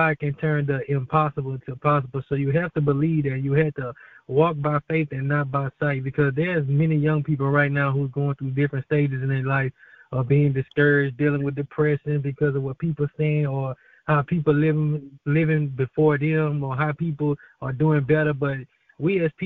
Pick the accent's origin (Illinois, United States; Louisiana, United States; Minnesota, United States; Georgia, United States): Louisiana, United States; Baton Rouge; I'm from Baton Rouge, Louisiana